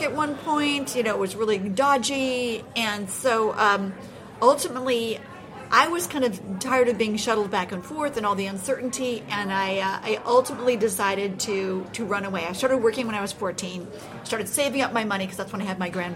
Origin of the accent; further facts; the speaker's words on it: Los Angeles, California, United States; moved away; where I grew up in Los Angeles